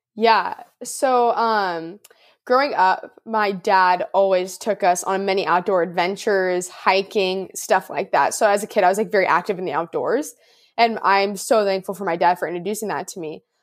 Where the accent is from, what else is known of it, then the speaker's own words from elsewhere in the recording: Orange County, Southern California, United States; also born or lived in Houston, Texas; I am from Southern California, Orange County, And I am currently at, um, in Southern California, Orange County, so I'm still here